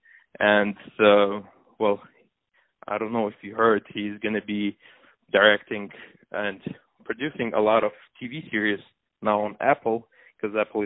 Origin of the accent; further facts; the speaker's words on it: Moscow, Russia; moved away as an adult; also born or lived in Armenia / England; now in Los Angeles, United States; I spent most of my days growing up in Russia, in Moscow